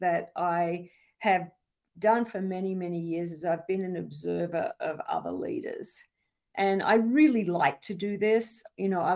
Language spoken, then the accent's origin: English; Australia; now in United States; I grew up in the outback of Australia